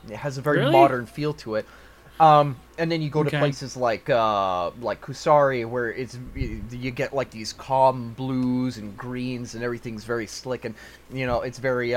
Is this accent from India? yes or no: no; Canada; I'm Canadian